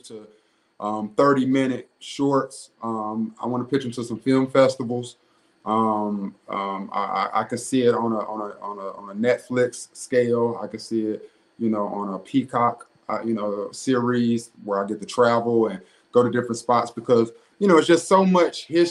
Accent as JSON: {"language": "English", "town": "Greensboro", "region": "North Carolina", "country": "United States", "tie": "born or raised there", "said": "the Magnolia House in Greensboro that is right up the street from where I grew up in Cumberland Courts."}